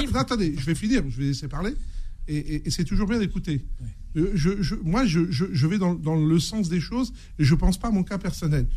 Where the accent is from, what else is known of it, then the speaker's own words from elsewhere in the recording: Seine-Saint-Denis, Île-de-France, France; je viens des quartiers prolo de Seine-Saint-Denis, j'ai grandi en Seine-Saint-Denis